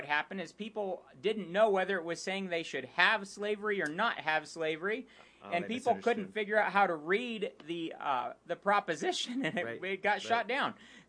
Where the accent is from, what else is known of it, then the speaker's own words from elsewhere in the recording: Colorado, United States; Colorado is my home state.